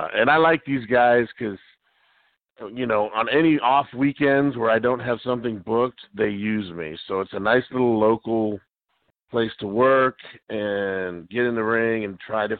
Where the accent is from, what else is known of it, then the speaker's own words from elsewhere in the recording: Miami, Florida, United States; I grew up down in Miami, Florida